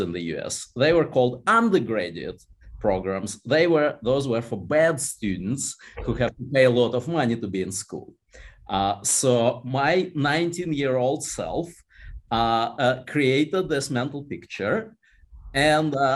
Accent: Moscow, Russia; moved away as an adult; now in United States; I was born in Moscow, and I lived in Moscow till I was 20 years old.

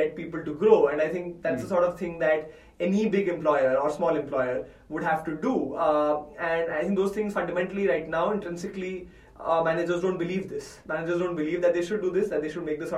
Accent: India; I'm an Indian male from a top engineering college.

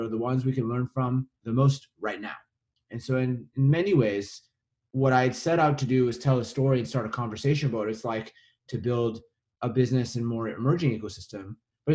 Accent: Winnipeg, Manitoba, Canada; I grew up in Winnipeg in the middle of Canada.

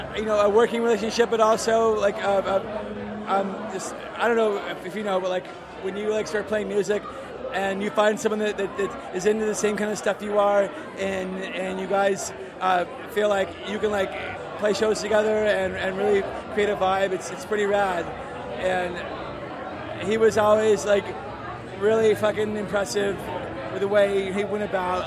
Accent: Berkeley, California, United States; I'm from Berkeley

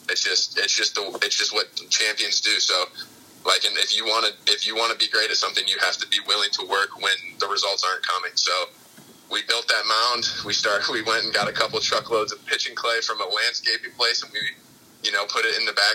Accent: Michigan, United States; I was living in Michigan at the time, which is like my home state, hometown.

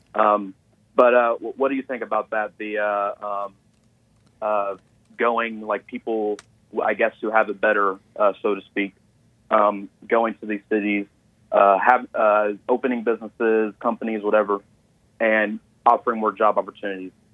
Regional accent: Atlanta, Georgia, United States; also born or lived in Gwinnett County, Georgia; I was born in Atlanta, but I, I live in, uh, Gwinnett, Gwinnett County

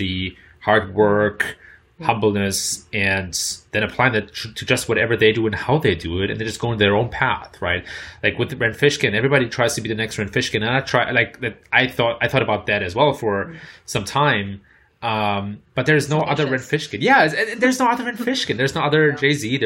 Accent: Germany; accent: German; my German accent

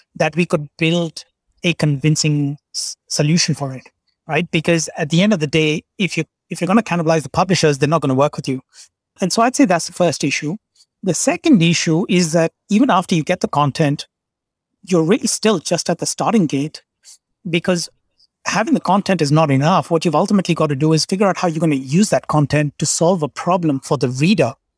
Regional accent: Kolkata, West Bengal, India; state of West Bengal. I grew up in Calcutta.

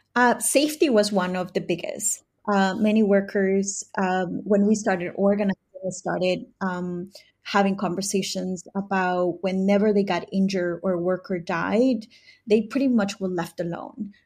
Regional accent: New York City, New York, United States; I migrated here in nineteen ninety-five, uh, with my family, um, to New York City, mostly to the Bronx. Uh, and since then, I grew up in the Bronx since the age of ten.

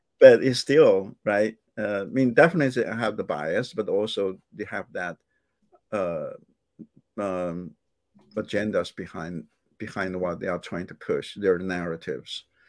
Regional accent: China; moved away as an adult; also born or lived in Indianapolis, United States; now in United States; when I was growing up in China

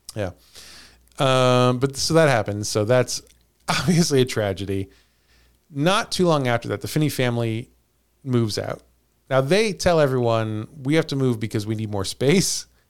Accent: Missouri, United States; we're from Missouri.

